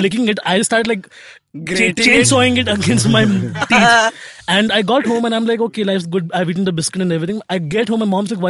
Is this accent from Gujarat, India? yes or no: no; Mumbai, Maharashtra, India; I was born essentially in Khar, remember?